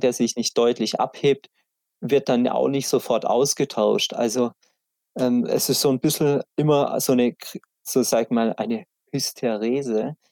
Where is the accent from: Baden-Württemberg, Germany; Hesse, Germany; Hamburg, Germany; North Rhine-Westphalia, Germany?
Baden-Württemberg, Germany; Black Forest; bei uns im Schwarzwald ist jeder in, in irgendeinem Skiclub